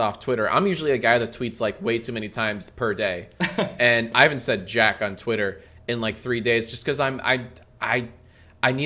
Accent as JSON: {"language": "English", "region": "Maryland", "country": "United States", "tie": "born or raised there", "moved": "as an adult", "lives_now": "Los Angeles, United States", "said": "I'm from Maryland. I grew up in Maryland"}